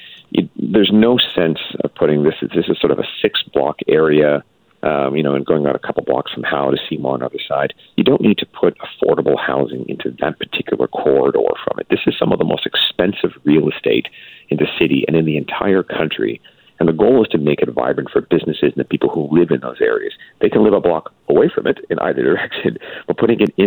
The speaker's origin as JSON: {"language": "English", "region": "British Columbia", "country": "Canada", "said": "we as British Columbians"}